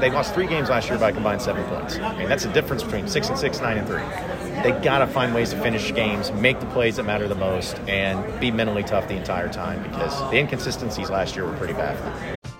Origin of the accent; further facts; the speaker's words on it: Arkansas, United States; growing up in Arkansas myself and growing up a Razorback fan, going to the U